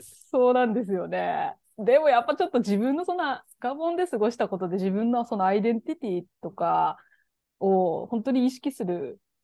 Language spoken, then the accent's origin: Japanese; Aomori, Japan; also born or lived in Gabon; 私、青森っていう雪国で生まれ育ってて